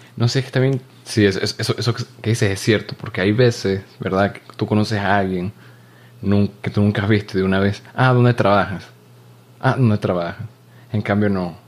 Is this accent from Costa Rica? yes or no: no; Venezuela; moved away